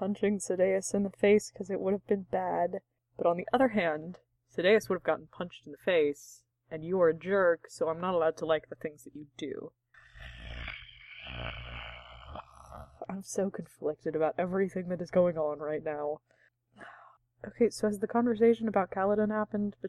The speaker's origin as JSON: {"language": "English", "country": "United States", "said": "I'm an American who reads books and I have American culture"}